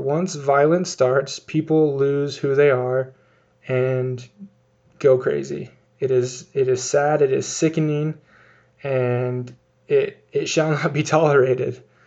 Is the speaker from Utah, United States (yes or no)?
yes; Utah, United States; here in my home state of Utah.